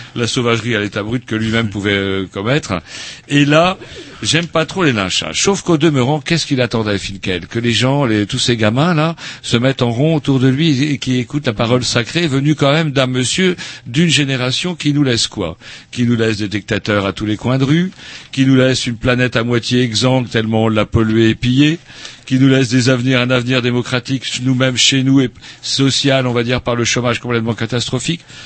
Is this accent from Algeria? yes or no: no; Rennes, Brittany, France; on vient de Rennes